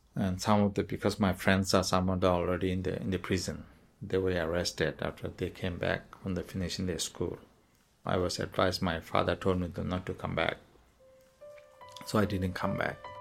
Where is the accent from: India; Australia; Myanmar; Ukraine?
Myanmar; Maungdaw, Rakhine State; English is a second language; moved away as an adult; also born or lived in Pendleton, Oregon; now in Oregon, United States; I was born in Mongdo, Arkansas State, Burma. The epicenter of whereas the genocide has started. Yes, I am a Rohingya.